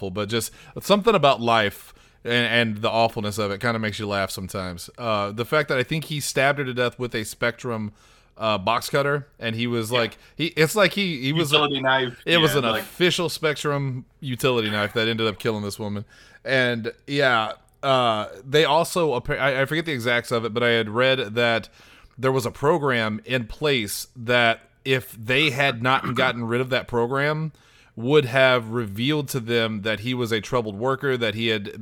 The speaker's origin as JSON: {"language": "English", "country": "United States", "said": "as an American"}